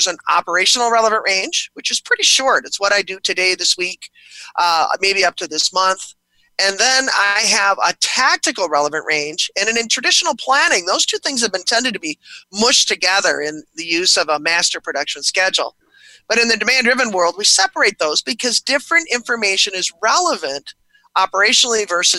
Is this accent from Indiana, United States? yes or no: no; Buffalo, New York, United States; I was born and raised in Buffalo, New York